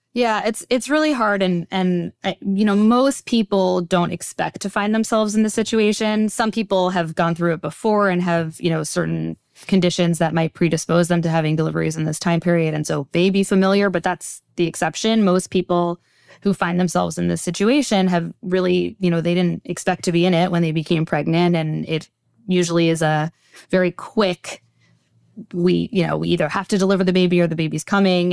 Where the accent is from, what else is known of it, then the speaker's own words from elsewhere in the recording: Teaneck, New Jersey, United States; I grew up in Teaneck, New Jersey, just a stone's throw over the George Washington Bridge from here.